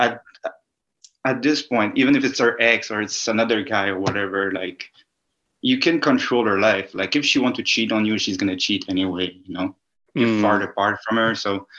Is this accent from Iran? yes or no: no; Canada; Like, as a Canadian, I'm pretty confused.